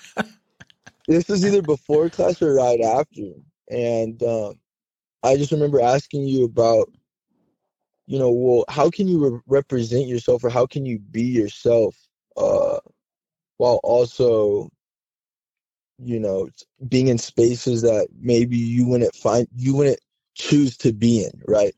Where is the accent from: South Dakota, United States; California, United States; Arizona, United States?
California, United States; Southern; moved away as an adult; I grew up in Southern California